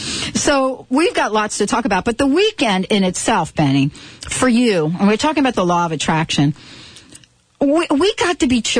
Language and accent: English; New York, United States; we grew up in New York